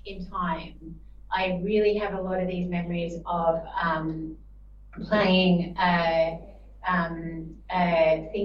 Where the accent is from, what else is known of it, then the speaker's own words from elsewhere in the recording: Australia; moved away; also born or lived in Sydney; Great to be back in Australia